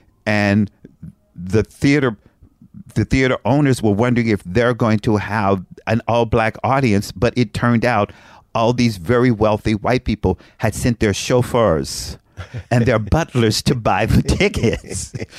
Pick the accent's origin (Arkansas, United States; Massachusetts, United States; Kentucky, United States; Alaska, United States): Kentucky, United States; Frankfort; moved away; I'm from Frankfort, Kentucky.